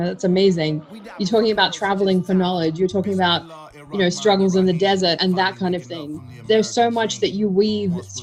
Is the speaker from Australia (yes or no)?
yes; Australia; growing up in Australia, around the time of 9/11